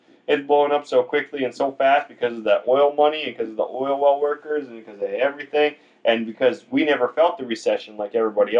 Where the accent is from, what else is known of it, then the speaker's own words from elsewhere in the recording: New York, United States; now in North Dakota, United States; I come from New York